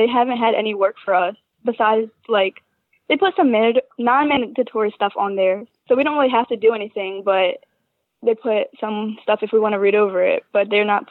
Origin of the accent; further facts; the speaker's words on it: Pottstown, Pennsylvania, United States; I'm from Pottstown.